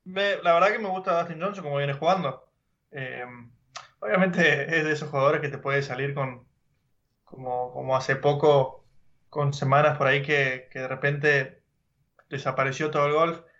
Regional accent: Argentina; now in California, United States; Nosotros somos argentinos

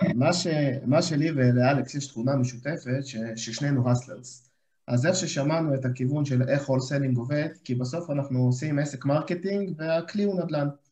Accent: Ashdod, Southern District, Israel; אני גם מגיע מאשדוד, חברים טובים אה, מהבית

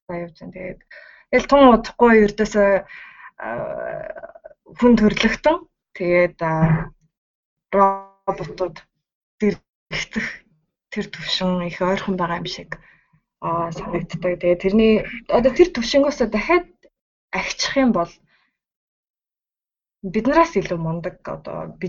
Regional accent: Mongolia; moved away as an adult; now in Sendai, Japan

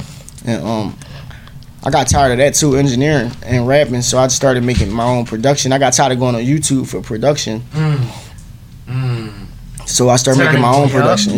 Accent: Philadelphia, Pennsylvania, United States; I'm from North Philly. I'm from the hood.

